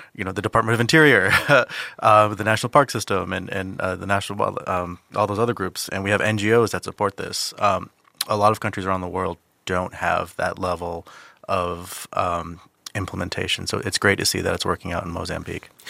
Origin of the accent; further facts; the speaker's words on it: Saipan, Northern Mariana Islands; I'm, I'm from Saipan, uh, which, in the Northern Mariana Islands.